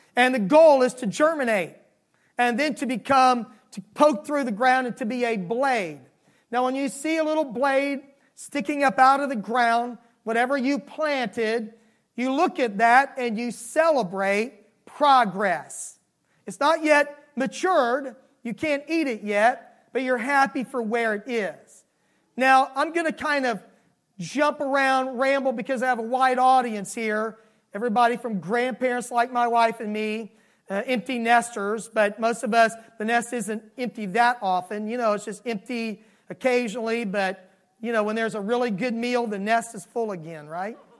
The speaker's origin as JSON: {"language": "English", "town": "Miami", "region": "Florida", "country": "United States", "tie": "born or raised there", "moved": "yes", "said": "I was raised in Miami, Florida, and seasons were vastly different than they are here."}